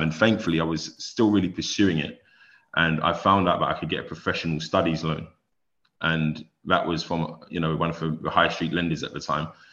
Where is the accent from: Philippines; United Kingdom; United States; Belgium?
United Kingdom; London; I grew up in a single parent home in South London